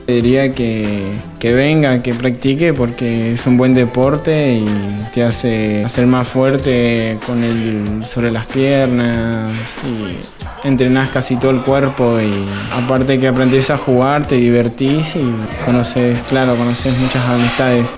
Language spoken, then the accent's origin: Spanish; Neuquén, Argentina; tengo 17 años y soy de Neuquén